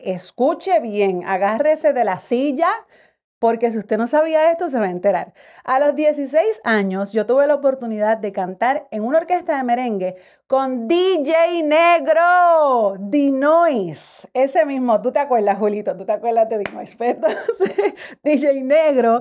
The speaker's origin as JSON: {"language": "Spanish", "town": "Carolina", "country": "Puerto Rico", "tie": "born or raised there", "said": "me crié en Carolina, Puerto Rico"}